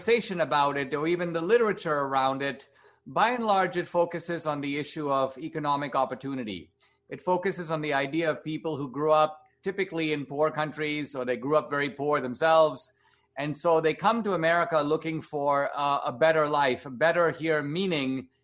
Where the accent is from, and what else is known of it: India; now in United States